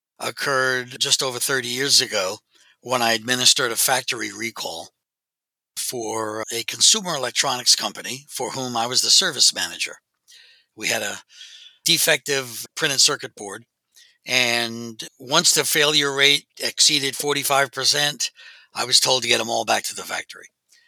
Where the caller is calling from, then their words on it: Pennsylvania, United States; Just outside of Philadelphia in Delaware County, which is in southeastern Pennsylvania.